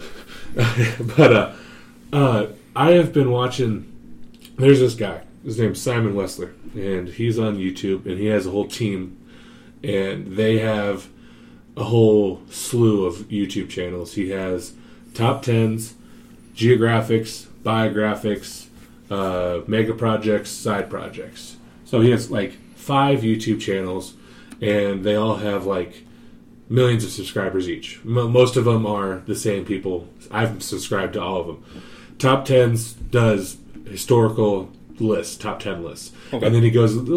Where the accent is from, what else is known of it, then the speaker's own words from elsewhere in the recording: United States; I'm American